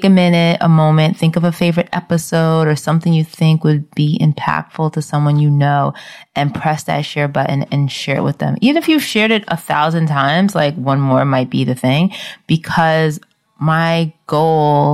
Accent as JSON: {"language": "English", "town": "New York City", "region": "New York", "country": "United States", "tie": "born or raised there", "also_born_or_lived": "Brooklyn", "moved": "yes", "said": "I'm from the Bronx"}